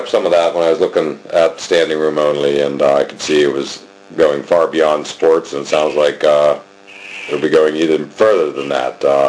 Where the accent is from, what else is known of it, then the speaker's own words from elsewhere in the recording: Altoona, Pennsylvania, United States; I grew up in Altoona. That's my hometown.